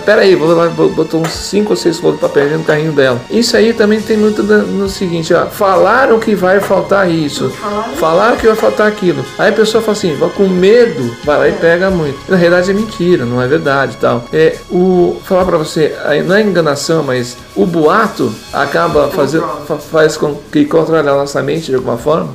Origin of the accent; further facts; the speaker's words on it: Brazil; nós, como brasileiros